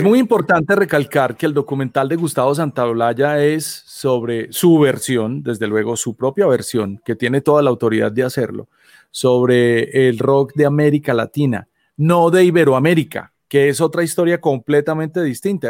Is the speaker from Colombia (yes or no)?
yes; Colombia; Nosotros tres somos colombianos